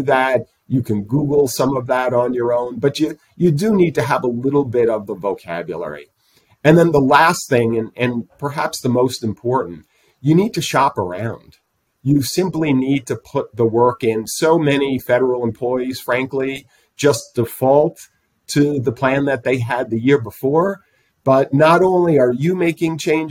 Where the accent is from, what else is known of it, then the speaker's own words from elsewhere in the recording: East Coast, United States; moved away; I come from the East Coast